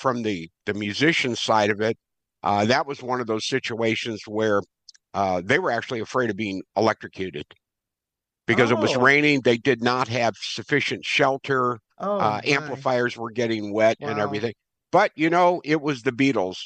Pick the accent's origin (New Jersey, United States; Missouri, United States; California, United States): Missouri, United States; St. Louis; now in Glen Carbon, United States; Born and raised in St. Louis